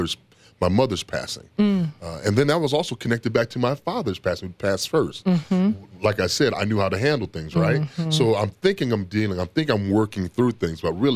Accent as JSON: {"language": "English", "town": "Toledo", "region": "Ohio", "country": "United States", "tie": "born or raised there", "said": "I grew up in Toledo, Ohio, and I had a hair condition called alopecia."}